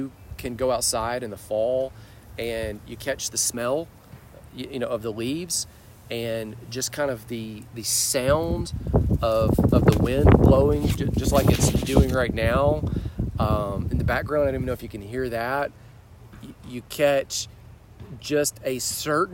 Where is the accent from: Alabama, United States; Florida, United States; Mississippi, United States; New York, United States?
Alabama, United States; Birmingham; also born or lived in Texas; But around fifth grade, we moved to Birmingham